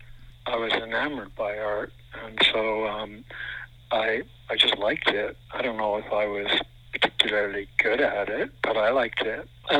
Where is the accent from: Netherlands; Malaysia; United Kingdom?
Netherlands; born there; Yes, I was born in Holland.